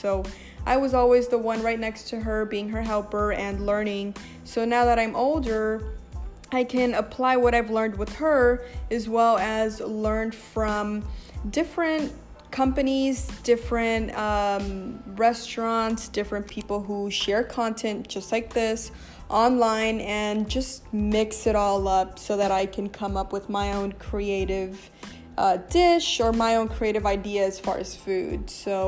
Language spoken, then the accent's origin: English; Los Angeles, California, United States; I am born and raised in Los Angeles